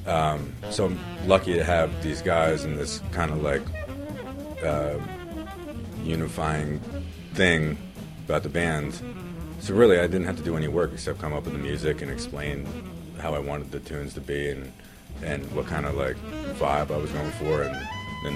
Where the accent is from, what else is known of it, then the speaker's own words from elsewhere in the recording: Canton, Connecticut, United States; also born or lived in West Hartford, Connecticut; I grew up in a town called Canton in Connecticut.